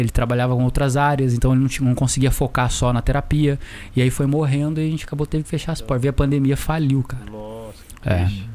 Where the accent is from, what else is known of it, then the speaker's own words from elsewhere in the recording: Taubaté, São Paulo, Brazil; Eu também sou de Taubaté